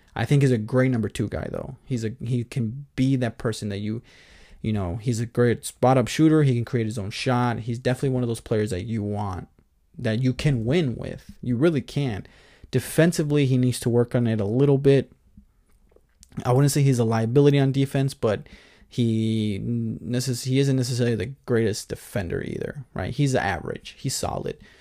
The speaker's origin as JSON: {"language": "English", "town": "Chicago", "region": "Illinois", "country": "United States", "moved": "yes", "said": "I don't live in Chicago. I'm just from Chicago"}